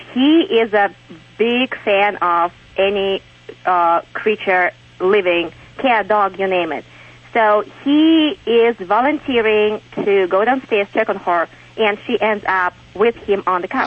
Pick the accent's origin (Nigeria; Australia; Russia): Russia; English is a second language; moved away; I am from Russia.